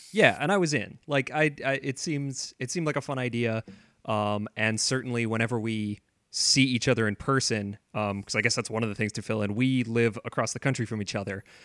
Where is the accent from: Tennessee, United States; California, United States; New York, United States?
California, United States; San Diego; moved away as an adult; also born or lived in Vancouver; I grew up in San Diego, um, and I went to university in Vancouver